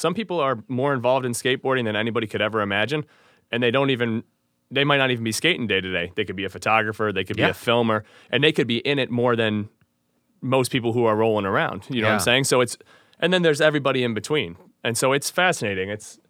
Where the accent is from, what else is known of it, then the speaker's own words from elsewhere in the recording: Glen Ellyn, Illinois, United States; We were Glen Ellen.